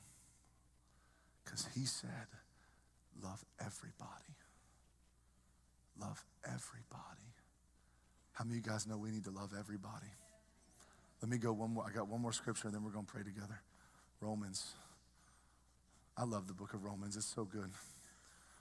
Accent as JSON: {"language": "English", "region": "the South", "country": "United States", "tie": "born or raised there", "moved": "yes", "said": "I grew up in the South. We love everybody down South."}